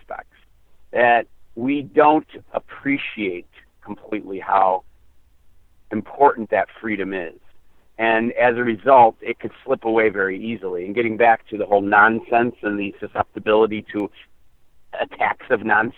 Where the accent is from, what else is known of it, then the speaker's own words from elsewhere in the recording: United States; we come from the American experience